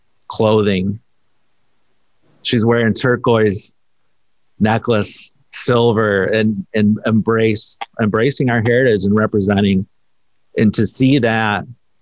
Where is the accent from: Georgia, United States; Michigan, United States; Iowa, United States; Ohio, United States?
Michigan, United States; Rockford; I grew up in Rockford. So I grew up in a privileged area